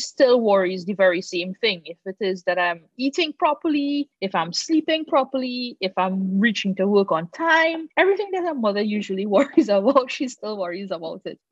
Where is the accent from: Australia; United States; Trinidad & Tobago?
Trinidad & Tobago; moved away as an adult; now in Antigua, Antigua and Barbuda; I'm from Trinidad